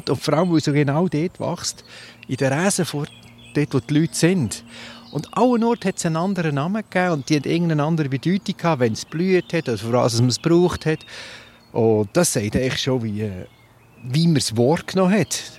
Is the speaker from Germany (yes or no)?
no; Lucerne, Switzerland; Oder ich bin aufgewachsen im Luzerner Hinterland.